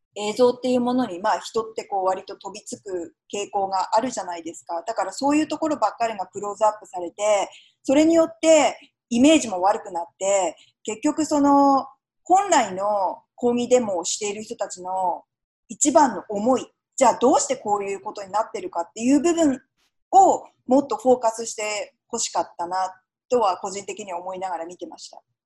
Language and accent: Japanese; Japan; now in United States; 私がたまたま日本で生まれて育ってますけれども